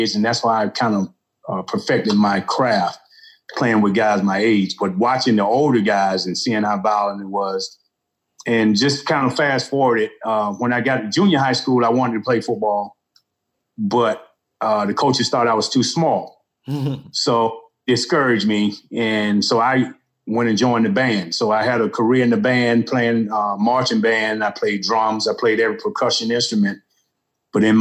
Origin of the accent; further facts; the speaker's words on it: Albany, Georgia, United States; moved away as an adult; I grew up in the South, down in the South, a little town called Albany, Georgia, famous for the birthplace of Ray Charles